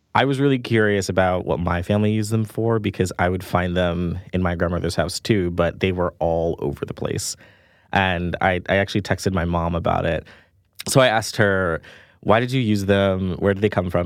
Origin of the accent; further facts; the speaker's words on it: New York City, New York, United States; I grew up in Jamaica, Queens, in my grandmother's small two story house by the airport